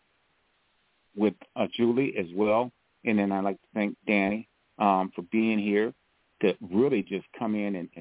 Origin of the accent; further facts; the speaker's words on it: Grand Rapids, Michigan, United States; Grand Rapids, my hometown